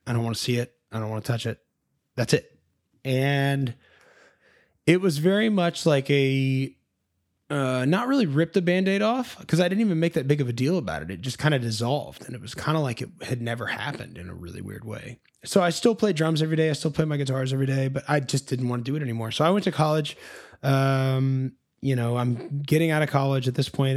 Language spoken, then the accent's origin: English; Nashville, Tennessee, United States; I was born and raised in Nashville, Tennessee.